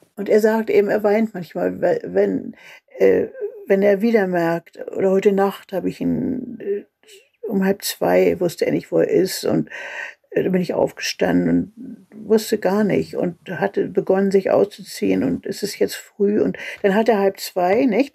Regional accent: Germany; also born or lived in Berlin; now in Mecklenburg, Germany; als Deutsche in der Welt

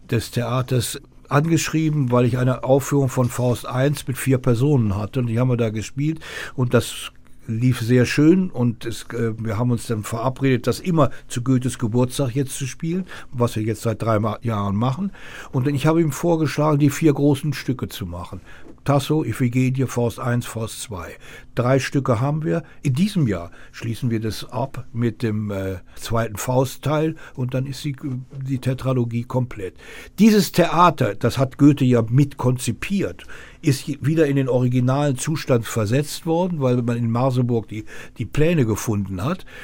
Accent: North Rhine-Westphalia, Germany; Ich komme aus Nordrhein-Westfalen, da geht, äh, spricht man eine ganz andere Sprache.

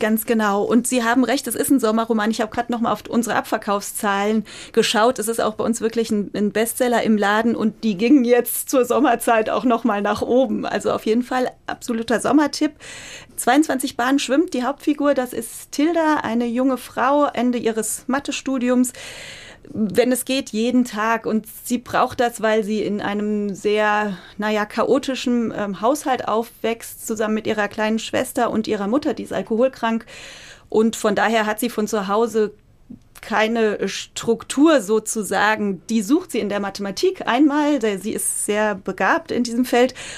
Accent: Oberursel, Hesse, Germany; ich komme aus Oberursel und bin da sehr verwurzelt

